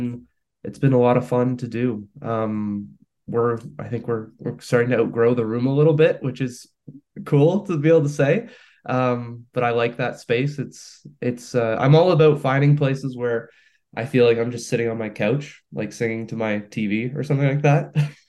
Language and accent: English; Hamilton, Ontario, Canada; born or raised there; moved away as an adult; now in St. Catharines, Canada